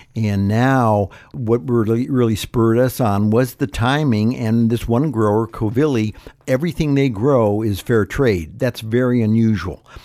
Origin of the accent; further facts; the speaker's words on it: Ohio, United States; now in California, United States; growing up in Ohio, my mother was not a, a creative cook